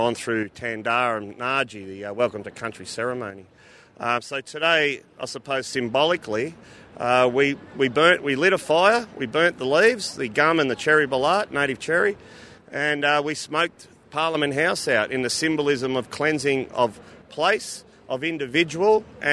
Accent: Wurundjeri country, Victoria, Australia; I'm from the Wurundjeri people, the traditional owners of the majority of Melbourne.

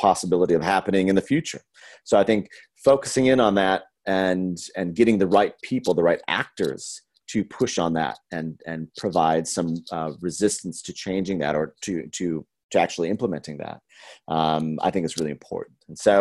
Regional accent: Minneapolis, Minnesota, United States; moved away; I'm originally from Minneapolis, Minnesota

